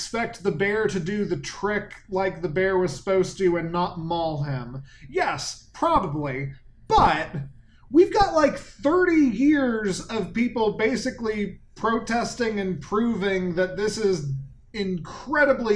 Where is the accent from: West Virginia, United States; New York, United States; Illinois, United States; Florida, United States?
Florida, United States; also born or lived in Orlando; now in North Carolina, United States; we both live in North Carolina now, but we both grew up in Florida